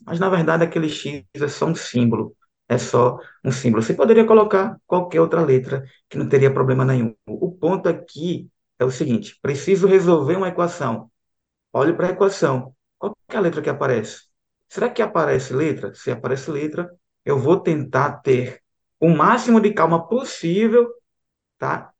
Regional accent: Aracaju, Sergipe, Brazil; moved away as an adult; now in João Pessoa, Brazil; Eu venho ali de Aracaju, Sergipe.

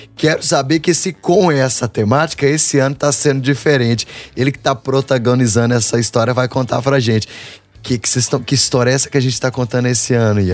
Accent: Minas Gerais, Brazil; a gente passou a ensinar o nosso sotaque para outros atores

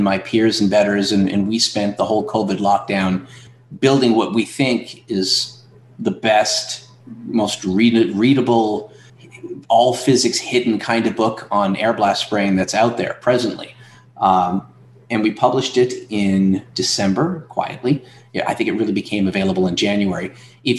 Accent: Atlantic Canada, Canada; now in Ontario, Canada; I'm from Atlantic Canada, and they made me move to Ontario

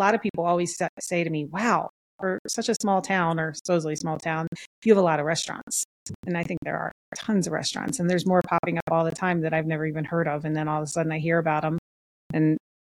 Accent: East Coast, United States; now in Idaho, United States; I grew up on the East Coast, so I was used to heavy humidity and I hated that.

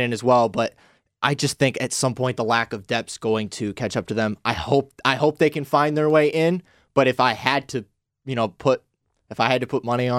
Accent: Bridgman, Michigan, United States; Shout out Bridgman, Michigan, Southwest Michigan. That's home.

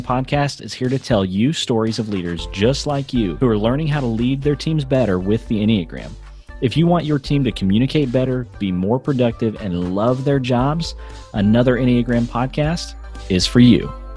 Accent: United States; moved away as an adult; also born or lived in India; I grew up in America

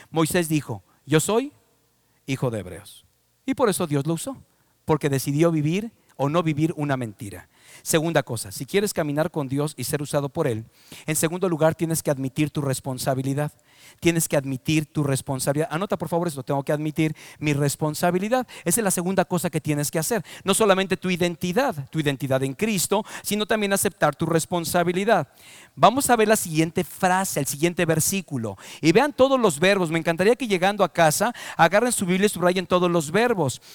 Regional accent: Mexico; Yo soy mexicano por adopción, por nacimiento, por todas las maneras y formas. Nací en México, amo a mi país

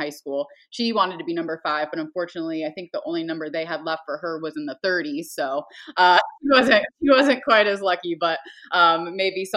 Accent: Columbus, Ohio, United States; down here in Columbus, my hometown

